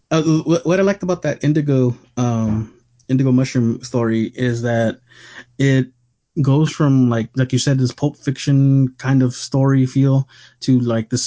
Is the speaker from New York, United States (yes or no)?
yes; Brooklyn, New York, United States; I'm from Brooklyn. I have been going to Coney Island since I was a kid